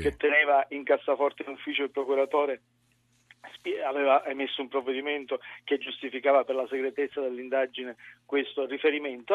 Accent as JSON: {"language": "Italian", "region": "Sicily", "country": "Italy", "said": "anch'io siciliano"}